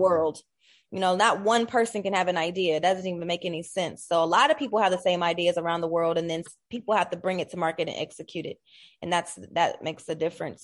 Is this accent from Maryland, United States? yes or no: no; Columbus, Ohio, United States; I'm born and raised in Columbus, Ohio